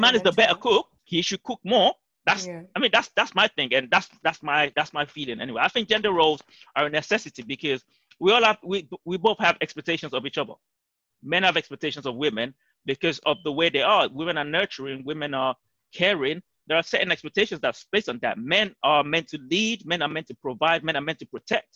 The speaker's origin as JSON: {"language": "English", "country": "Nigeria", "said": "we are both Nigerians and we grew up in African homes"}